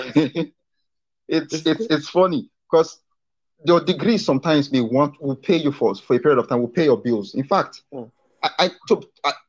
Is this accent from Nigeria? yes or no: yes; Nigeria; we are from Nigeria. Education is cheap